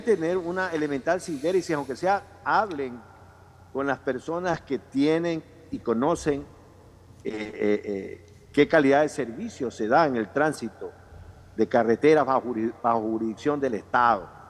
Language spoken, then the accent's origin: Spanish; Ecuador; los ecuatorianos